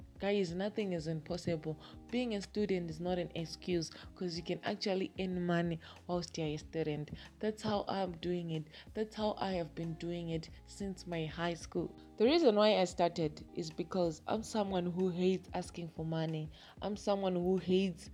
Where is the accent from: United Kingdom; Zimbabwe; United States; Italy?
Zimbabwe; I'm from Zimbabwe